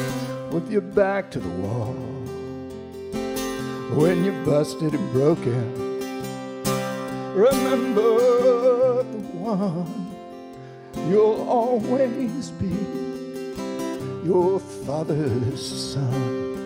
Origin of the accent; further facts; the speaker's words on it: Alabama, United States; You may have noticed I'm from Alabama.